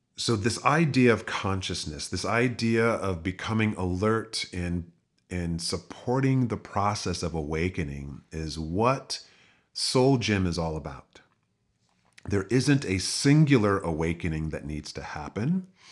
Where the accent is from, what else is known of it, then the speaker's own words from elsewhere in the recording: United States; growing up in the United States